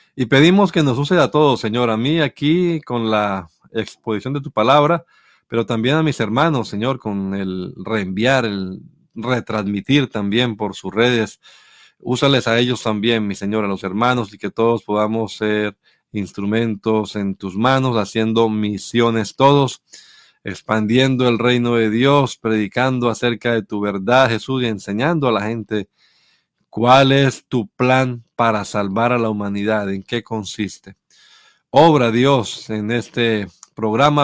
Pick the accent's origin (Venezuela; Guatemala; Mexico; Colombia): Colombia; Bucaramanga, Santander; moved away; allá en donde yo crecí en Bucaramanga